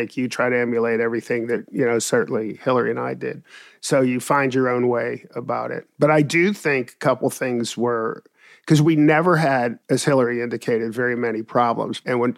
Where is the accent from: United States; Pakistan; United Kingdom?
United States; Pittsburgh, Pennsylvania; Well, I grew up in East Liberty on Heberton Street, right, 3 houses away from Dilworth School. I went to Peabody High School, which is now called the Obama Academy.